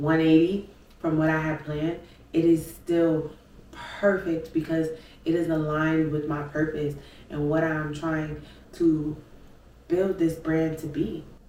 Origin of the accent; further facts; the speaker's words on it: Brooklyn, New York, United States; We are some city kids. If y'all know, I'm from Brooklyn.